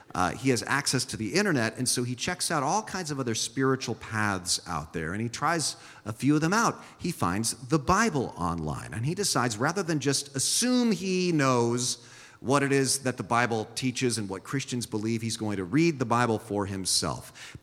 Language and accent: English; San Jose, California, United States; first language Swiss German; English is a second language; my first language was Swiss German when I was a small child, but I grew up here in San Jose